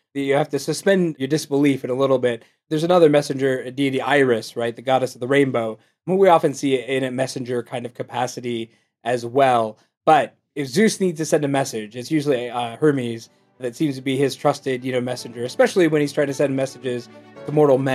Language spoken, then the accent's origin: English; Akron, Ohio, United States; I'm from the Akron area originally.